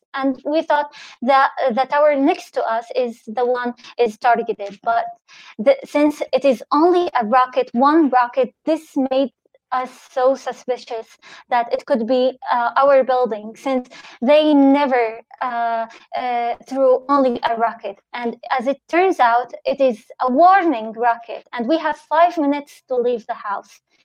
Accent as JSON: {"language": "English", "region": "Gaza Strip", "country": "Palestine", "said": "I am a Palestinian living in Gaza."}